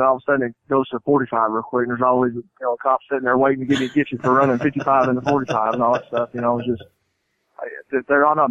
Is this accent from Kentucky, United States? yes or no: yes; Owensboro, Kentucky, United States; moved away; also born or lived in Nashville, Tennessee; my hometown, Owensboro, Kentucky